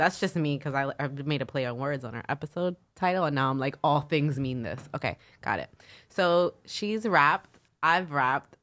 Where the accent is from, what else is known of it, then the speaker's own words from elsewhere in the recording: New York City, New York, United States; accent: nasally Brooklyn; I'm from Brooklyn